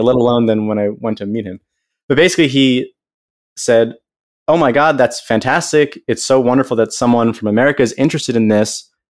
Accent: United States; I'm this American kid

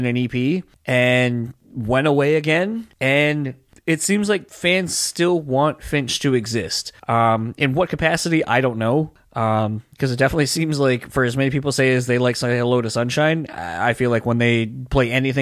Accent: East Coast, United States; Philly was only a couple, like an hour or so away.

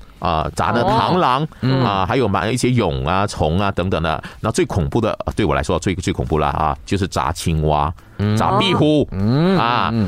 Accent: Malaysia; 因为我们是国语是马来语嘛，所以我们必须要学马来语，还有英语是国际语言嘛，我们要学英语等等的啊。

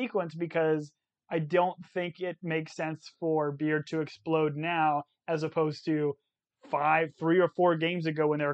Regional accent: Arizona, United States; we're from Arizona.

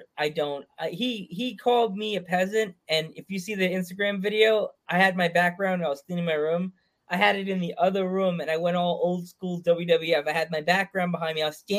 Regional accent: New York, United States; I'm from Long Island.

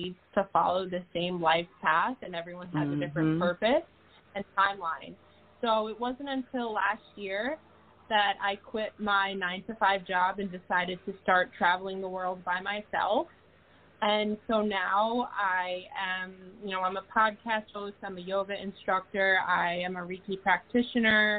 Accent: Long Island, New York, United States; also born or lived in Staten Island, New York; I'm born and raised in New York. I'm 29 years old. I was born in Staten Island and then moved out to Long Island. So I've always lived in New York my whole life

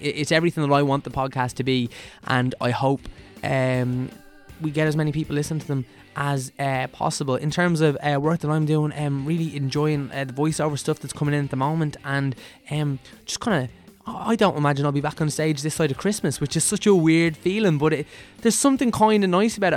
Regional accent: Meath, Leinster, Ireland; we're both from Meath

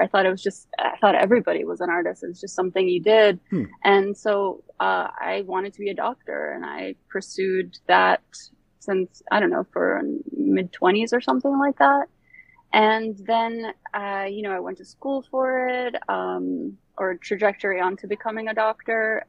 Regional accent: Bosnia & Herzegovina; also born or lived in Croatia / Germany / Florida, United States; now in Brooklyn, United States; I am from Bosnia. I was born there. And then my family moved to the States in the late 90s after uh, the war

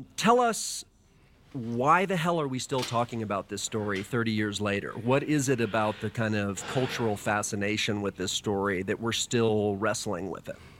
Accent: Dallas, Texas, United States; I was a kid growing up in Dallas, Texas

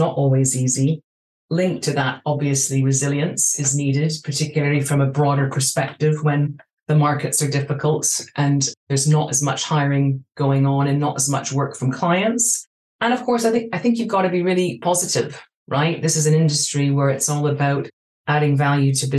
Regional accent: Vancouver, British Columbia, Canada; moved away as an adult; also born or lived in Hong Kong; now in London, United Kingdom; I grew up in Vancouver

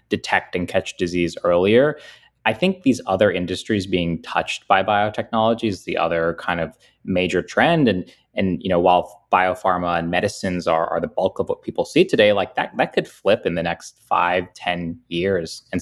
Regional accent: United States; born there; I was born in America to parents who, you know, had valued education.

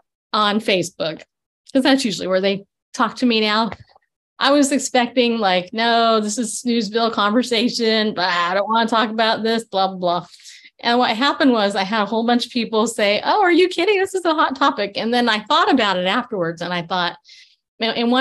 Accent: California, United States; growing up in California.

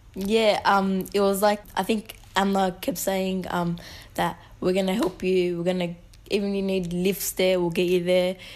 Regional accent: Sydney, New South Wales, Australia; I'm known as a Muslim Lebanese from Western Sydney

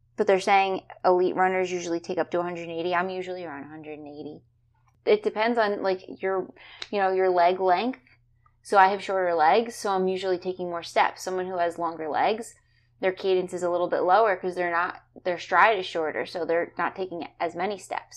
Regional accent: New Jersey, United States; now in Florida, United States; I'm from New Jersey

